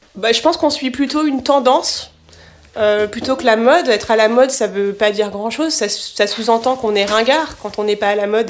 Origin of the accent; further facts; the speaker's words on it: Cherbourg, Normandy, France; j'ai grandi en Normandie, sur la presqu'île du Cotentin. Donc euh, j'ai grandi à Cherbourg.